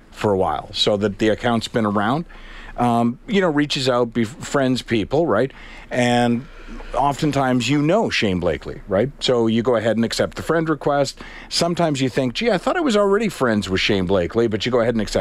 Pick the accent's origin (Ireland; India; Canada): Canada; we're all Canadian